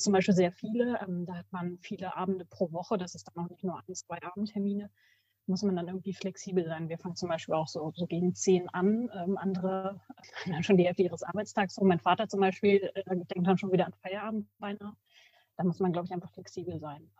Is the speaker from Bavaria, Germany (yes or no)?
no; Bad Nenndorf / Rodenberg, Lower Saxony, Germany; ich bin hier auch aufgewachsen in Bad Neufrodenberg.